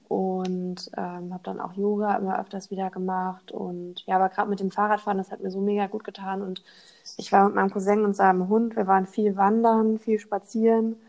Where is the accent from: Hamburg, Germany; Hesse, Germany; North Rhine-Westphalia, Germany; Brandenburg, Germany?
Hamburg, Germany; also born or lived in Thuringia; Also ich bin in Thüringen geboren, in ja. Hamburg aufgewachsen